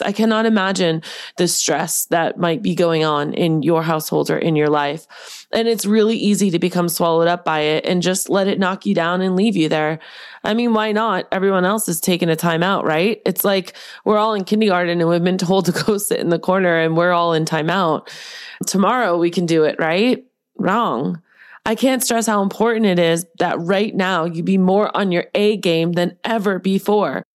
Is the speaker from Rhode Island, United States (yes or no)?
no; Boston, Massachusetts, United States; that's my Bostonian roots. Did you guys know I was from Boston